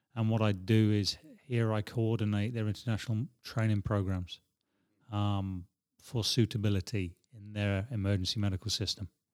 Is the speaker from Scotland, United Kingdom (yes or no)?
yes; Edinburgh, Scotland, United Kingdom; now in Prague, Czech Republic; I grew up in West Hales